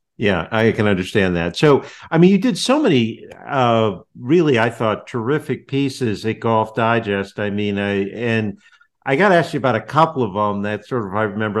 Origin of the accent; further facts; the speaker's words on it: West Hartford, Connecticut, United States; I was born in West Hartford